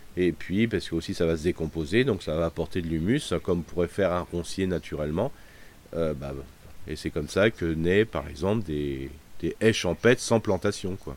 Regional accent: France; chez nous en France

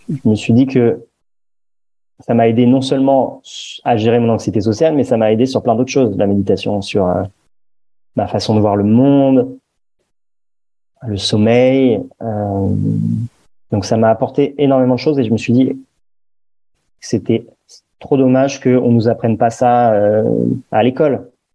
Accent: Paris, Île-de-France, France; j'ai grandi à Paris

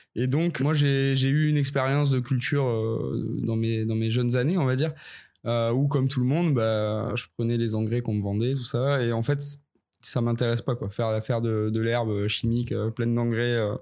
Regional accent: Ariège, Occitania, France; je viens des Pyrénées, un petit peu au sud de Toulouse, euh, plus précisément dans le magnifique département de l'Ariège, qui est pas très connu, qui est très sauvage. j'ai grandi là-bas

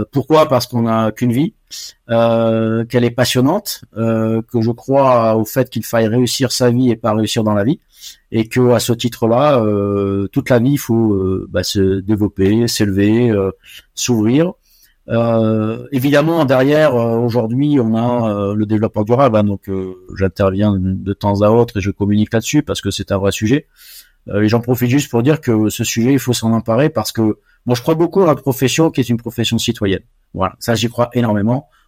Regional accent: Côte d’Ivoire; born there; also born or lived in Morocco / Senegal; j'ai vécu 20 ans, je suis né en Côte d'Ivoire, j'ai vécu ensuite au Maroc et au Sénégal

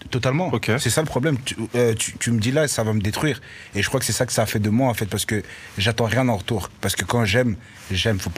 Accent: Brussels, Brussels-Capital Region, Belgium; Euh, chez moi au quartier, je viens, parce que moi je viens de, de, de Bruxelles, du quartier Isère.

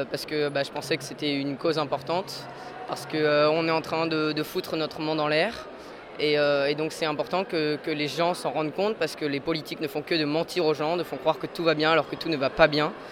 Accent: Dreux, Centre-Val de Loire, France; euh, j'ai 15 ans et je viens de la frontière de, l'île de France. C'est du côté de Dreux.

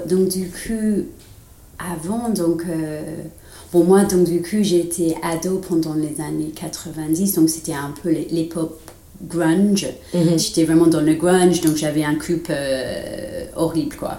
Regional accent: England, United Kingdom; French is a second language; moved away as an adult; now in France; je suis anglaise

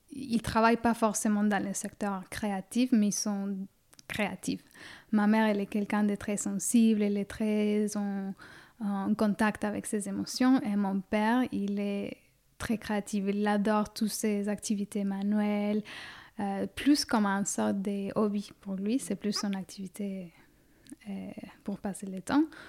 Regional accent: Quito, Pichincha, Ecuador; now in Suresnes, France; Je suis née à Quito, en Équateur, en Amérique du Sud, en 1990

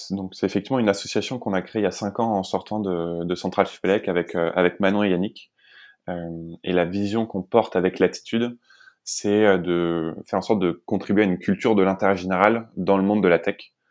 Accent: Île-de-France, France; also born or lived in Lesquin / Montbéliard; Euh, je viens plutôt d'Île-de-France, même si j'ai pas mal déménagé quand, quand j'étais petit. J'habitais dans le nord à Léquin et dans l'est à, Montbéliard.

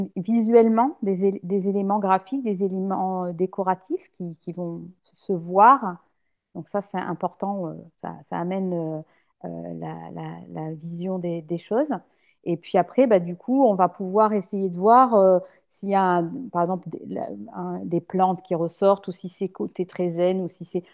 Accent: La Rochelle, Nouvelle-Aquitaine, France; moved away; je suis originaire de La Rochelle, donc c'est pour ça que j'ai voulu revenir ici

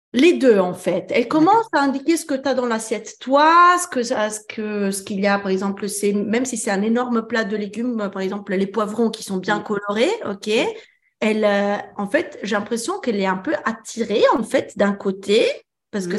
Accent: France; also born or lived in Italy; je suis italienne, mais j'ai grandi en France

